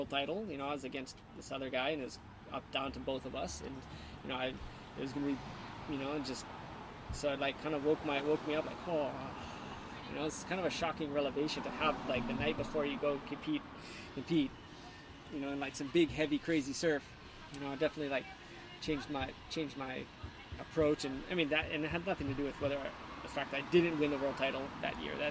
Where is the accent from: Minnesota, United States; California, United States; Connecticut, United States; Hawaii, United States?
Hawaii, United States; you get to see how lucky you really are growing up in Hawaii